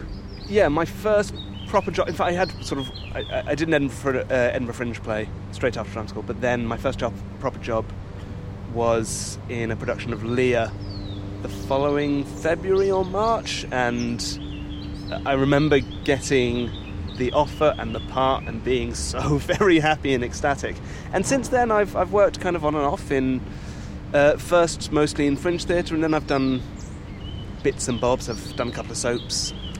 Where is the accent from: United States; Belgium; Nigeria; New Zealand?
Belgium; I grew up in Belgium, and at the time, I went to a Belgian-French school till I was 8